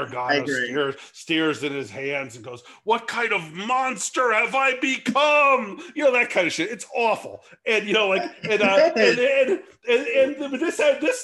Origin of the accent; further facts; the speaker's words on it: California, United States; I grew up in California, not in the South